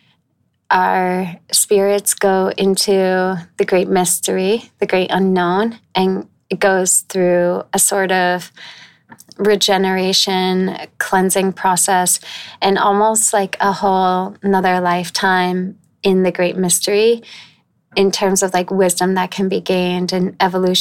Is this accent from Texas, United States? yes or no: no; northeastern Connecticut, United States; now in New York, United States; I grew up in northern Connecticut, like northeastern Connecticut